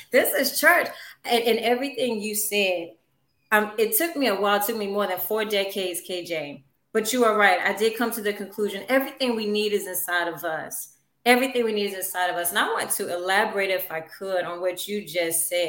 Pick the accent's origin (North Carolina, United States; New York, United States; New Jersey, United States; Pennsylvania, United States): North Carolina, United States; Louisburg; I'm a North Carolina native of big old city of Lewisburg, North Carolina